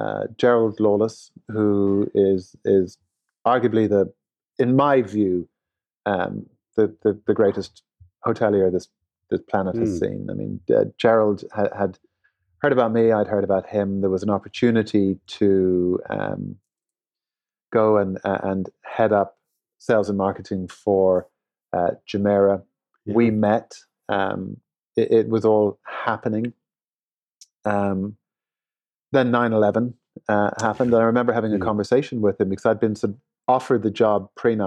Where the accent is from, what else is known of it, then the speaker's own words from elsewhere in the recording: Dublin, Leinster, Ireland; born there; as an Irishman, I'm very proud to be Irish and to have my first CEO role based in Dublin, the town of my birth, was very special.